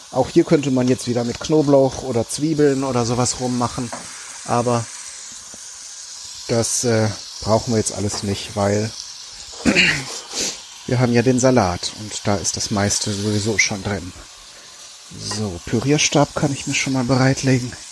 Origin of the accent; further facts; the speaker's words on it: North Rhine-Westphalia, Germany; Ich komme ja ursprünglich aus Ostwestfalen. Und da ist man dann so ganz pragmatisch, ne?